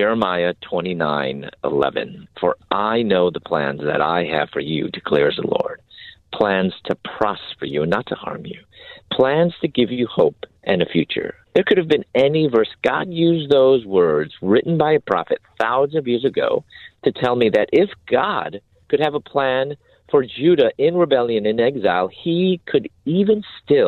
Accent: Chicago, Illinois, United States; moved away as an adult; also born or lived in Louisville, Kentucky / Atlanta, Georgia; now in San Diego, United States; I'm originally from Chicago. I'm actually living in the San Diego area now

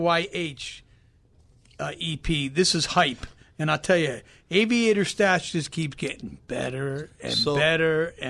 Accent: Carlsbad, California, United States; We grew up there in Carlsbad.

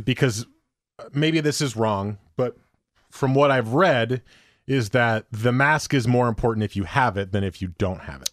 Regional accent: Teaneck, New Jersey, United States; now in Oregon, United States; my hometown, Teaneck, is a hotspot.

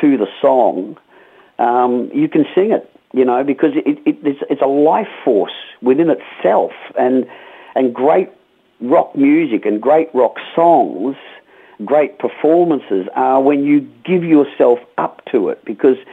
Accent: Melbourne, Victoria, Australia; when I was a teenager growing up in Melbourne

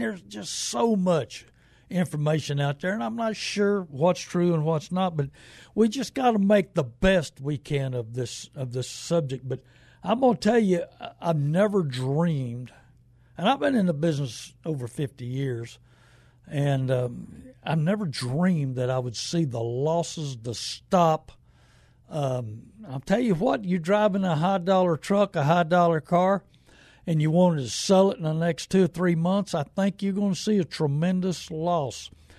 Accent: New Braunfels, Texas, United States; because I've learned from the Germans in New Braunfels, growing up in New Braunfels, that they suck warm salt water to kill the germs

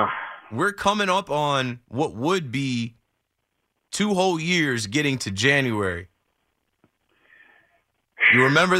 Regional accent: New Jersey, United States; I'm from Jersey. He's a Jersey guy.

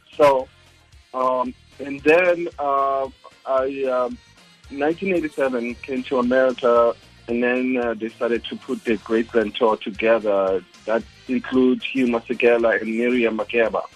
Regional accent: Soweto, Gauteng, South Africa; first language Zulu; English is a second language; moved away as an adult; now in United States; I'm in Zulu from Soweto

